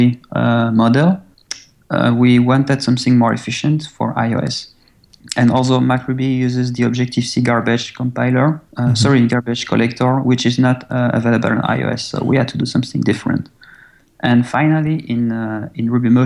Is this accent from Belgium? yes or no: yes; French-speaking Belgium, Wallonia, Belgium; English is a second language; I was born in Belgium. Actually, I was born in the French-speaking side of Belgium